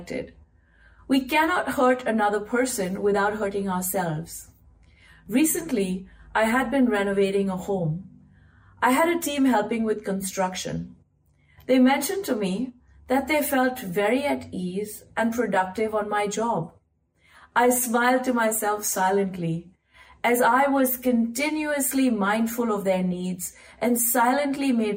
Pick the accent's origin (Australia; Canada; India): India; I grew up in India, surrounded by buas, fufas, taijis, taojis, mosas, mosis, and you all my cousins